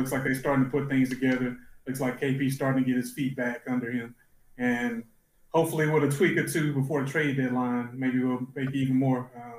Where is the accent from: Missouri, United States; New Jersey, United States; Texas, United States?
Texas, United States; Dallas; my hometown Mavs